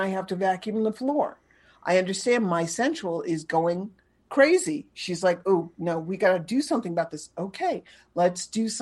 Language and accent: English; New York City, New York, United States; I grew up in New York City